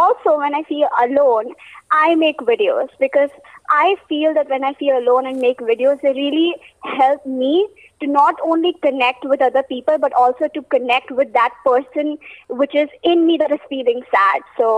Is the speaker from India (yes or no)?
yes; Hyderabad, Telangana, India; As you already introduced, I'm from Hyderabad.